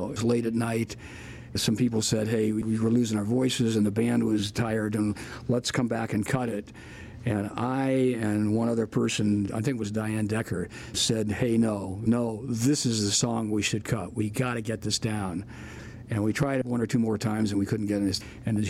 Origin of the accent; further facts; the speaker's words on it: Fremont, Nebraska, United States; "Yeah, I'm from Fremont."